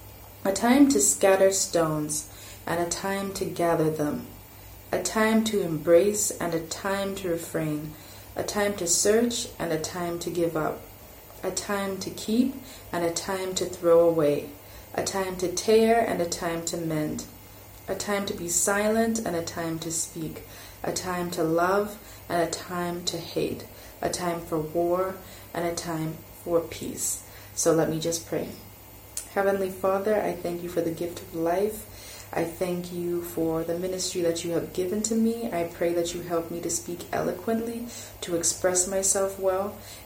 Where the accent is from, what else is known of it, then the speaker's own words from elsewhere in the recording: Malawi; also born or lived in France; France for 5 years, in 2005, my family moved back to Malawi. And my expectation was, wow, I'm going to my home country. People will receive me with open arms. But that wasn't the case. I went to high school here